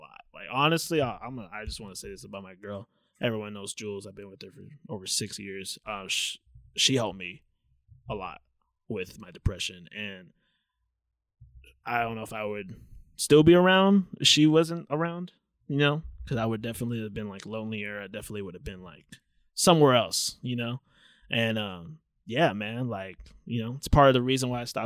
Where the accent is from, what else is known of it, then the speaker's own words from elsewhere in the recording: Anaheim, California, United States; we both grew up in Anaheim